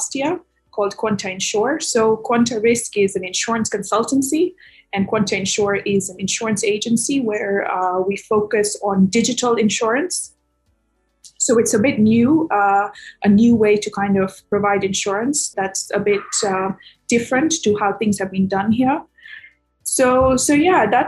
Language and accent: English; Kenya; moved away as an adult; also born or lived in United States / London; I grew up in Kenya and then I moved to the US for my undergraduate degree in finance and actuarial science